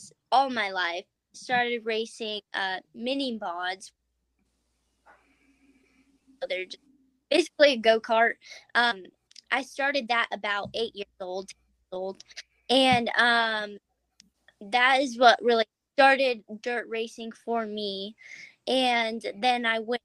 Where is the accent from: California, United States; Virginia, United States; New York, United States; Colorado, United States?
Colorado, United States; Broomfield; I am from Broomfield, Colorado.